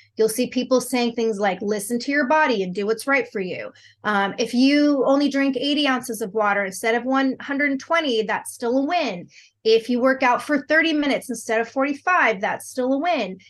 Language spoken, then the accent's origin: English; Southern California, United States; moved away as an adult; also born or lived in Texas Panhandle; now in Texas, United States; I grew up in sunny Southern California